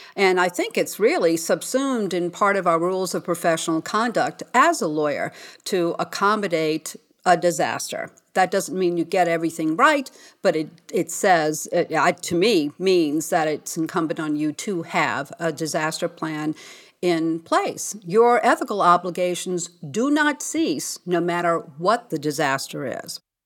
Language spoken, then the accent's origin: English; New Orleans, Louisiana, United States; I'm from New Orleans